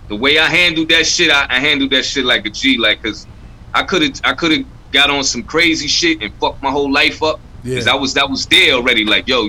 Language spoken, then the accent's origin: English; New York City, New York, United States; I grew up in Crown Heights